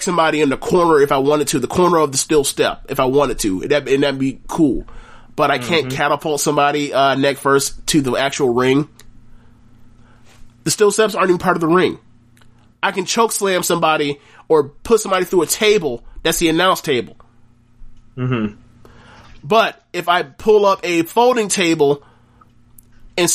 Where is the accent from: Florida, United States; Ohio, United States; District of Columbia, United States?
Florida, United States; I'm from Florida